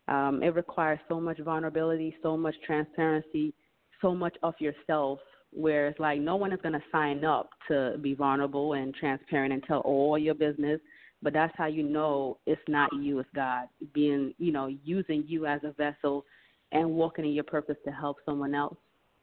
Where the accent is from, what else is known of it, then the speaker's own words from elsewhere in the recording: Jamaica; now in United States; I'm from Jamaica.